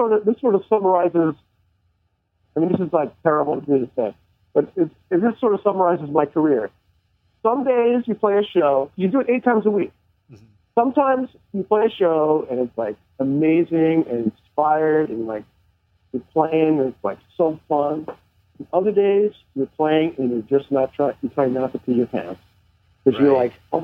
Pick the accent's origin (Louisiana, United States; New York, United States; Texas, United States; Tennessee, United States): New York, United States; Long Island; also born or lived in Manhattan; I grew up on Long Island